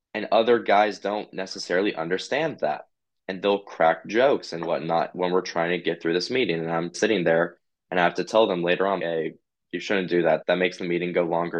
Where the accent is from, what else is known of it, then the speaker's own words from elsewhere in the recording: Idaho, United States; I'm from Idaho